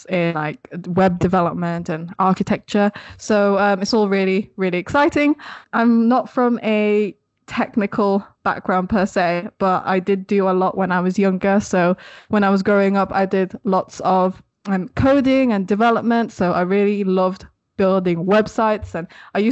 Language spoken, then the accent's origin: English; Sheffield, Yorkshire and the Humber, United Kingdom; also born or lived in Philippines; now in Leeds, United Kingdom; I grew up in Sheffield in the UK, but now I currently live in Leeds